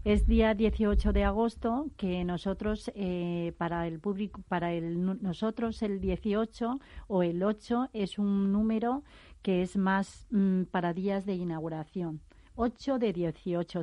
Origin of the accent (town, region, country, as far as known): China; now in Spain